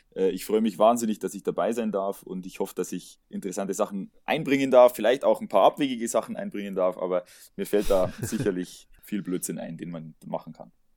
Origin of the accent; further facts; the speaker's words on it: Bavaria, Germany; ich komme aus Bayern, das hört man auch so ein bisschen